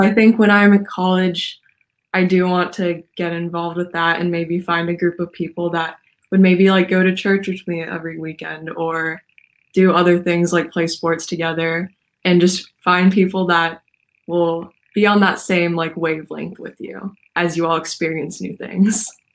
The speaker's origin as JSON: {"language": "English", "town": "Portland", "region": "Oregon", "country": "United States", "said": "I am from Portland, Oregon"}